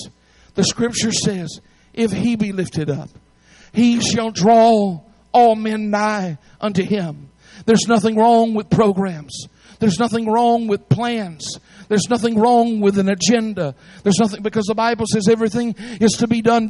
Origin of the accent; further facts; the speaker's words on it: Atlanta, Georgia, United States; I'm originally from Atlanta